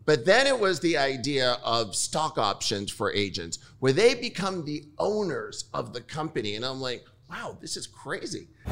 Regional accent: New York, United States; I'm born and raised in New York

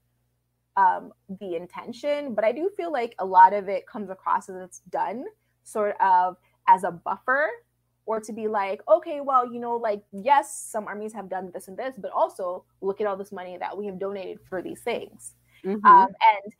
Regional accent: Toronto, Ontario, Canada; I'm not a Black person from the United States, but, you know, I'm from Toronto, so I'm fairly close to it

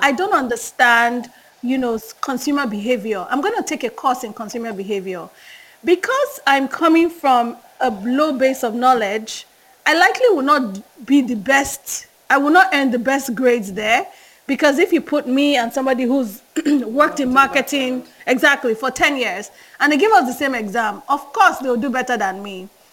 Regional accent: Nigeria; accent: Yoruba; first language Yoruba; English is a second language; I could hear my Yoruba accent very strongly

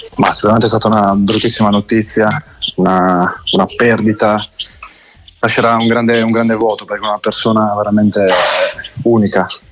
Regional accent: Sardinia, Italy; noi sardi

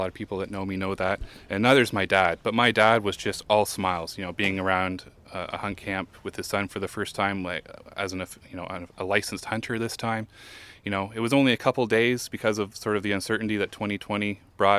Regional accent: Lindsay, Ontario, Canada; I'm from Lindsay

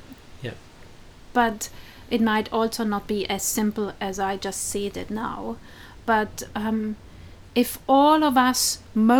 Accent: South Tyrol, Trentino-Alto Adige, Italy; now in New Zealand; my region, where I grew up, South Tyrol, in the north of Italy

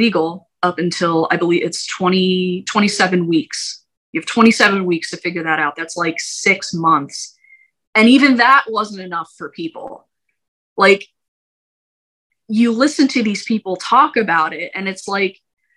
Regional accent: United States; we as American citizens

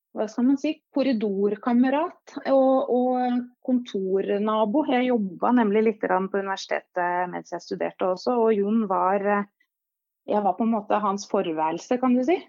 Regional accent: Hamar, Innlandet, Norway; accent: Hamar dialect; moved away as an adult; also born or lived in Kongsvinger; now in Oslo, Norway; jeg ble født faktisk på Kongsvinger. Men eh, etter tre år der så eh, fikk jeg oppveksten min på Hamar

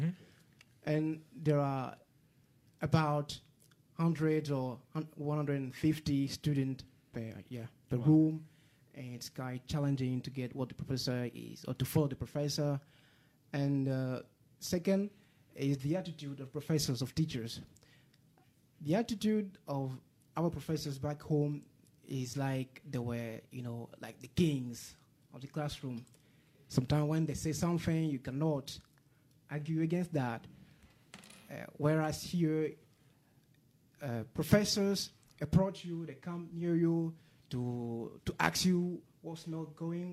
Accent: Côte d’Ivoire; English is a second language; moved away as an adult; from Ivory Coast. It's a French-speaking country, so it's known as Côte d'Ivoire, and it is situated in West Africa

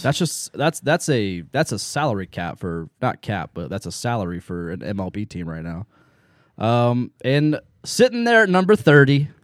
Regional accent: Lancaster, Ohio, United States; also born or lived in Baltimore, Ohio; I grew up in Lancaster and Baltimore area.

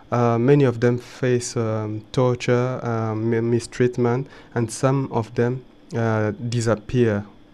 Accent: DR Congo; moved away as an adult; I'm still worried about the people from our home country. People do not realize what happened in Congo.

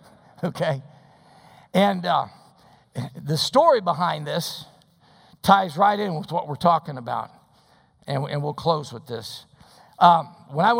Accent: Des Plaines, Illinois, United States; I was raised in Des Plaines.

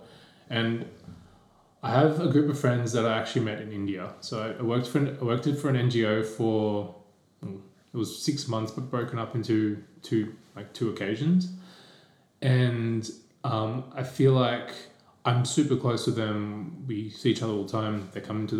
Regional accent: Parramatta, New South Wales, Australia; I grew up in Parramatta

